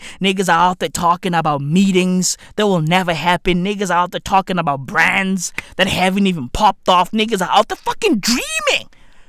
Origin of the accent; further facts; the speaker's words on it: Johannesburg, Gauteng, South Africa; I'm from the East End of Johannesburg, and I've achieved nothing.